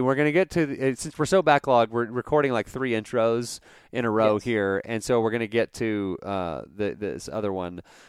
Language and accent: English; Dallas, Texas, United States; now in Abilene, United States; I grew up in like North Texas, like Dallas